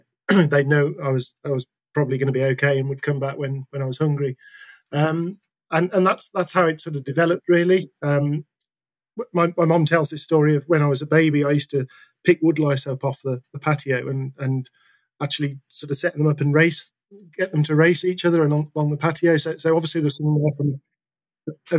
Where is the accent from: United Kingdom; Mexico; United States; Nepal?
United Kingdom; Worcestershire, West Midlands; I grew up in Worcestershire, and in the sort of shadow of a National Trust property, the Clent Hills